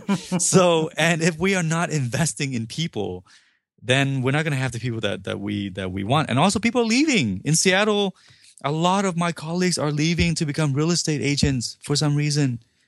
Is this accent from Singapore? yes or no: no; Vietnam; now in United States; I'm not born here. I was not born in the U.S. I came over from Vietnam.